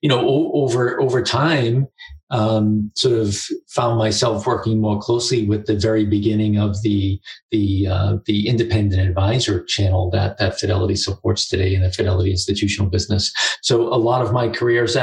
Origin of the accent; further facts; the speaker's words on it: Boston, Massachusetts, United States; I grew up in Boston, just outside of Boston